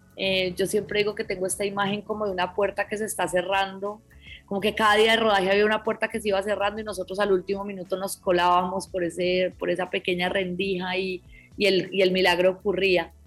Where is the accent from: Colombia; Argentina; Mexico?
Colombia